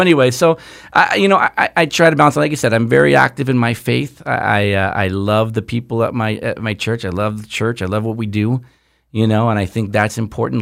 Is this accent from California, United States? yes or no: yes; Southern California, United States; we grew up here in Southern California.